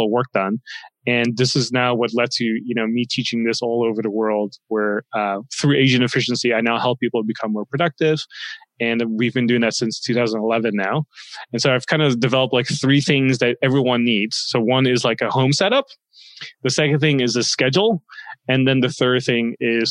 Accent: Netherlands; moved away as an adult; also born or lived in Los Angeles, United States; now in United States; I grew up in the Netherlands for most of my life. And I moved to the States

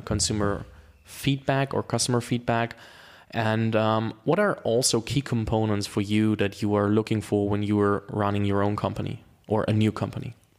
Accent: Germany; English is a second language; I'm from Germany and I went through the German, uh, school system

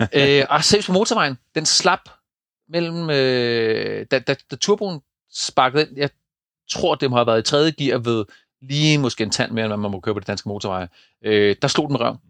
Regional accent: East Jutland, Central Denmark Region, Denmark; hvor jeg kommer fra over på, på Østjylland øh, i Køge

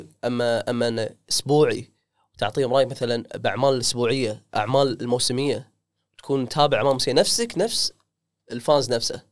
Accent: Kuwait; عندنا بالكويت

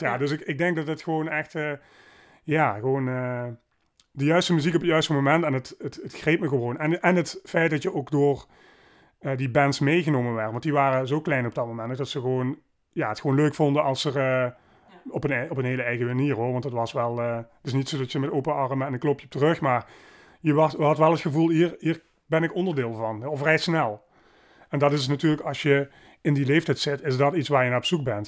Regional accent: Maastricht, Limburg, Netherlands; In Maastricht. Ehm, ben hier geboren en getogen

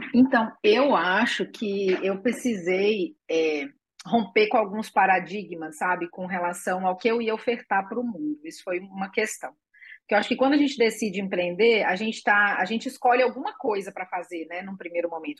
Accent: Espírito Santo, Brazil; moved away; also born or lived in Porto Seguro / Porto Alegre; eu sou capixaba e eu morava em Porto Seguro antes, depois eu morei em Porto Alegre

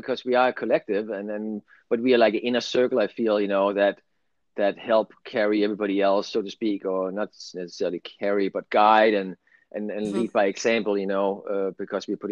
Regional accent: Denmark; English is a second language; moved away as an adult; now in California, United States; English is my second language too. I'm from Denmark and I lived there for 22 right. years now, and ended up in California

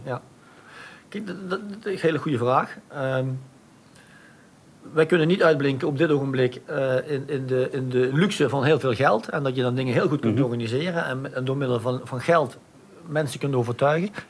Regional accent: Maastricht, Limburg, Netherlands; Ik ben echt Maastrichtenaar. Ik ben trots op de stad. Ik ben trots erop om Maastrichtenaar te zijn.

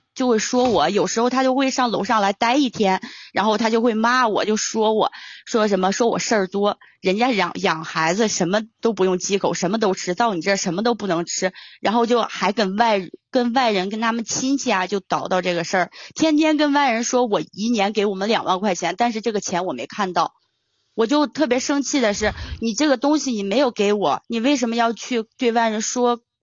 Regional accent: Tangshan, Hebei, China; accent: Tangshan dialect; 我是唐山的

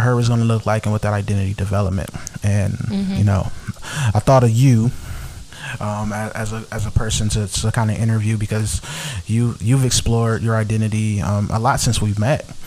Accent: Los Angeles, California, United States; also born or lived in Compton; growing up in South Central LA and Compton

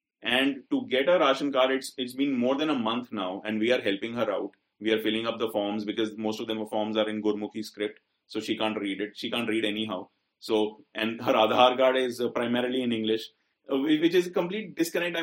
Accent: India; we are privileged Indian males

